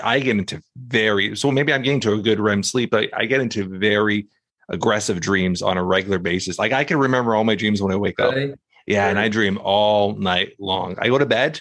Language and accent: English; Canada; I'm from Canada and we're cold.